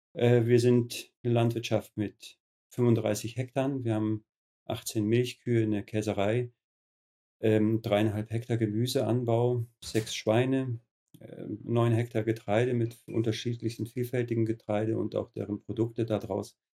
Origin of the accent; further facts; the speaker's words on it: Höhenberg, Bavaria, Germany; Ich selber bin auch auf einem biodynamischen Betrieb groß geworden in Höhenberg